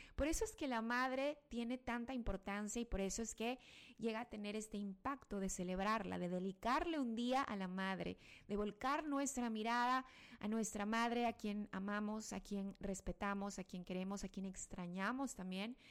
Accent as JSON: {"language": "Spanish", "country": "Ecuador", "said": "acá en mi país, en el Ecuador"}